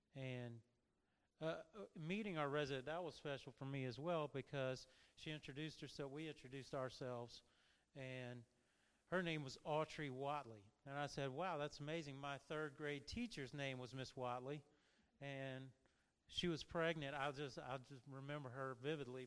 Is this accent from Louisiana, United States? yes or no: yes; Louisiana, United States; moved away; I'm originally from Louisiana